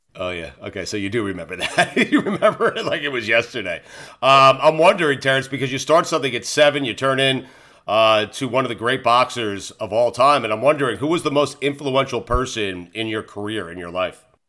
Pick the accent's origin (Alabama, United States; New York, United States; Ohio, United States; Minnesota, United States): New York, United States; Port Washington; I'm from Port Washington, New York, man, Long Island